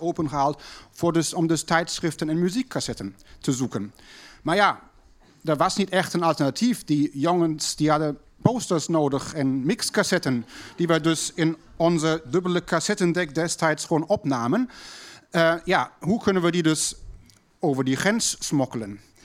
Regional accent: Berlin, Germany; moved away; thuis bij ons in West-Berlijn

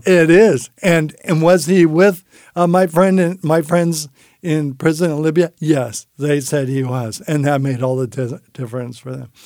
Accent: San Francisco, California, United States; I grew up in San Francisco

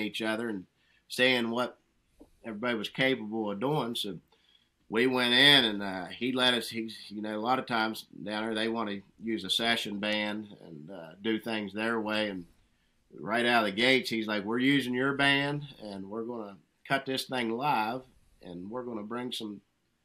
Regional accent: West Virginia, United States; growing up in these hills and hollers up here

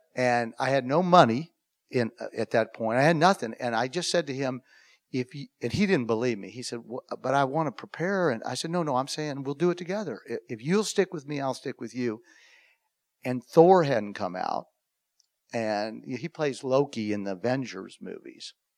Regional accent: Louisville, Kentucky, United States; I grew up in Louisville, Kentucky, which is three hours north of Nashville

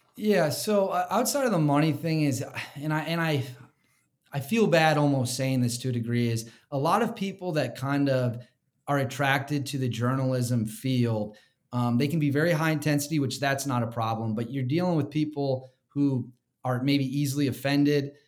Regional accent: Wisconsin, United States; I grew up in Wisconsin

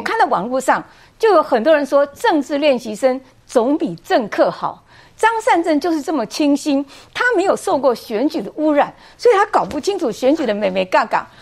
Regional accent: Taoyuan, Taiwan; 我的家乡桃园人

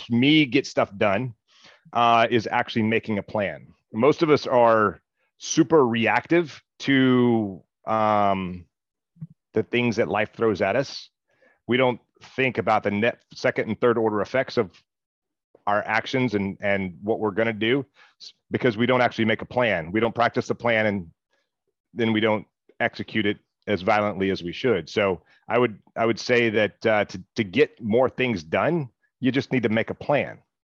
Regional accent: Mississippi, United States; I'm from Mississippi

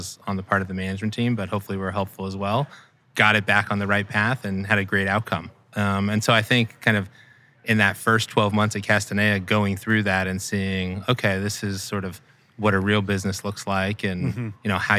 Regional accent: Scottsdale, Arizona, United States; So I grew up out west in Scottsdale, Arizona, made my way back east for school, went to Penn undergrad

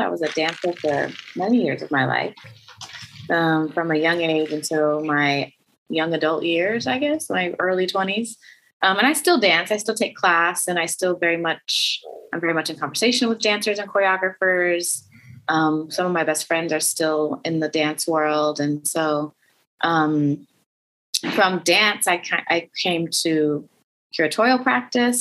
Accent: Oklahoma City, Oklahoma, United States; moved away; I grew up in Oklahoma City

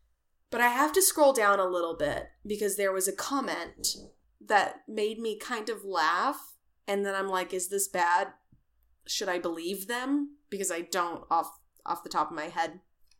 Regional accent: Dallas, Texas, United States; I know this because I grew up in Dallas.

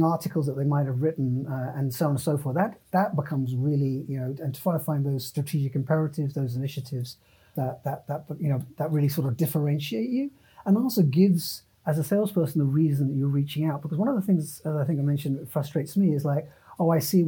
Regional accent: United Kingdom; moved away as an adult; also born or lived in San Francisco / San Jose; I'm a British citizen.

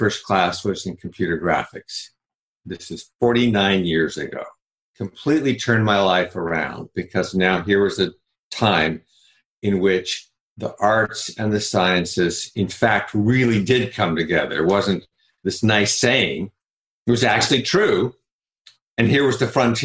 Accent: Salt Lake City, Utah, United States; I grew up in Salt Lake City, Utah

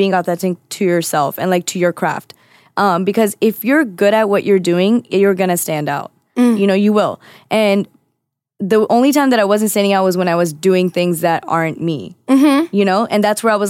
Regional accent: Florida, United States; I'm from Florida. Like that's all you did was play outside.

